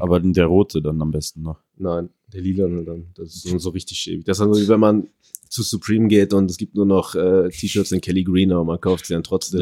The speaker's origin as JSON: {"language": "German", "town": "Paderborn", "region": "North Rhine-Westphalia", "country": "Germany", "also_born_or_lived": "Ecuador", "moved": "yes", "said": "Paderborn, wo ich herkomme"}